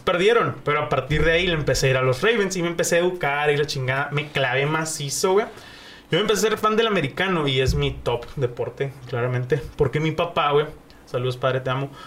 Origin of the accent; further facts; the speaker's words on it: Mexico; soy mexicano